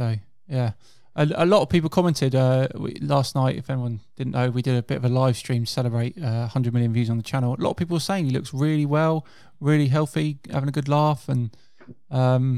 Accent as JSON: {"language": "English", "area": "Hampshire", "region": "South East England", "country": "United Kingdom", "accent": "Hampshire", "said": "I moved down to the South Coast when I was only two. So that's why I got my Hampshire accent."}